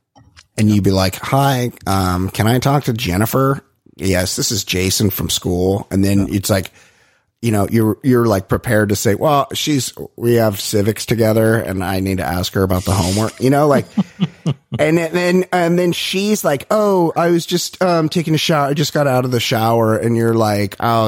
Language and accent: English; Costa Mesa, California, United States; I'm from Costa Mesa.